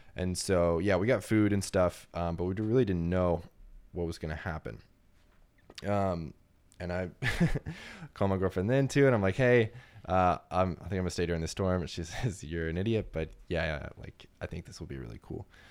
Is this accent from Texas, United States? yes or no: yes; New Braunfels, Texas, United States; moved away; also born or lived in Savannah / Miami / Detroit; I grew up in Texas, so we don't have a lot of hurricanes that come through. I'm in Central Texas